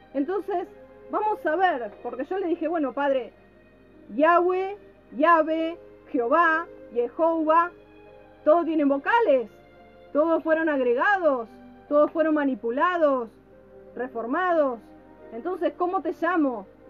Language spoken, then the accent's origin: Spanish; Argentina; now in Mexico; soy argentino.